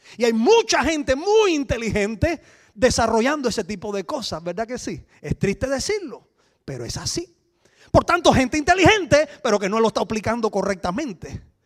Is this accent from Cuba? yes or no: yes; Cuba; moved away as an adult; now in Switzerland; venimos de Cuba. Ah, hace 18 años vivimos en Suiza